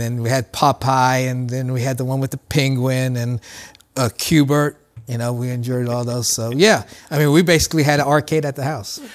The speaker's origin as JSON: {"language": "English", "town": "Columbus", "region": "Ohio", "country": "United States", "tie": "born or raised there", "said": "I grew up in Columbus"}